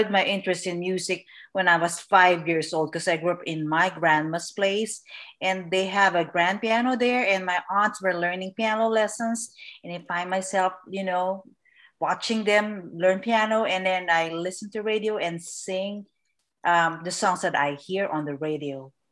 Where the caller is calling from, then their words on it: California, United States; I'm here from Southern California. So it's uh, 3 4 p.m. in Southern California.